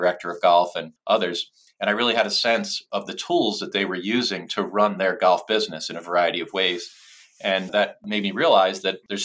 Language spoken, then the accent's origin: English; Philadelphia, Pennsylvania, United States; I'm from Philadelphia. I grew up in a middle class neighborhood that was about a 20-minute walk from the nearest municipal golf course